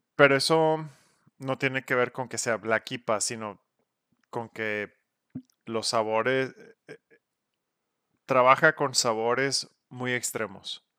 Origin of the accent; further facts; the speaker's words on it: Monterrey, Nuevo León, Mexico; somos regios